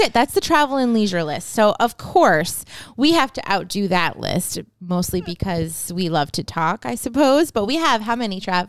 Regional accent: Montrose, Pennsylvania, United States; also born or lived in New Hampshire; I grew up in northeastern Pennsylvania in a small town called Montrose, which is about forty minutes north of Scranton

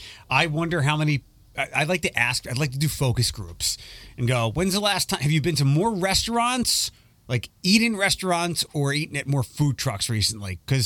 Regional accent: Philadelphia, Pennsylvania, United States; moved away; when I was a kid growing up in Philadelphia, when I went to Temple University

